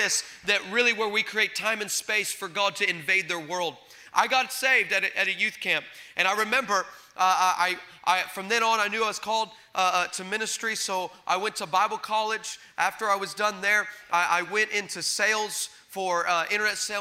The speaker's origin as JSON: {"language": "English", "town": "El Paso", "region": "Texas", "country": "United States", "moved": "yes", "lives_now": "California, United States", "said": "I'm originally from El Paso, Texas"}